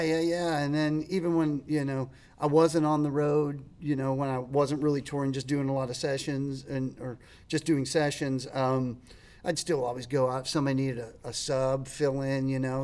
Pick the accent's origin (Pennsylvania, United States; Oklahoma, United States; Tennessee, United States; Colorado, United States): Pennsylvania, United States; Latrobe; moved away as an adult; now in Nashville, United States; a town called Latrobe. It's about an hour out of Pittsburgh